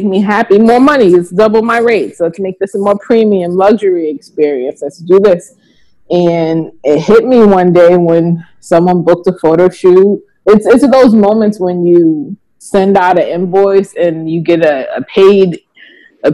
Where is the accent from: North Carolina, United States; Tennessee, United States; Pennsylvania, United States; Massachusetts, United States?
Massachusetts, United States; Boston; also born or lived in Georgia; now in Virginia, United States; I'm from Boston